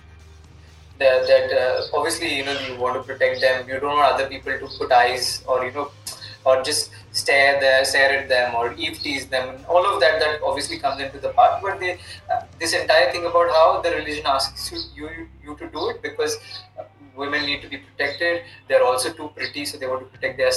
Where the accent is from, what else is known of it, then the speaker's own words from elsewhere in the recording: Mumbai, Maharashtra, India; I come from Borivali